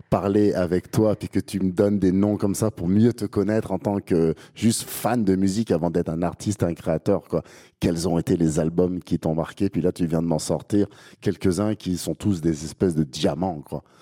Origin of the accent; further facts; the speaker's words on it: Guadeloupe, France; also born or lived in Metropolitan France; Euh, je suis, je suis né en France métropolitaine, mais j'ai grandi en Guadeloupe.